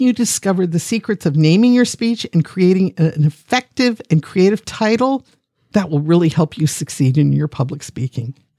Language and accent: English; Akron, Ohio, United States; I'm a geek from Akron, Ohio, the city once known as the rubber capital of the world